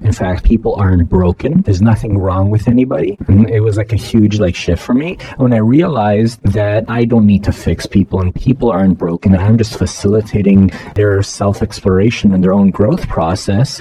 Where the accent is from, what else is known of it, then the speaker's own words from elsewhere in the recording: Toronto, Ontario, Canada; now in Los Angeles, United States; I grew up in Toronto.